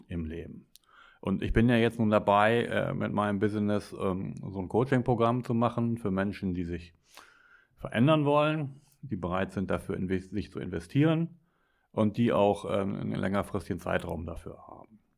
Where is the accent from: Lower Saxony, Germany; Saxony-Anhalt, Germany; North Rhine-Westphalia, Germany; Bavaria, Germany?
North Rhine-Westphalia, Germany; Ruhr area; weil ich komme aus dem Ruhrgebiet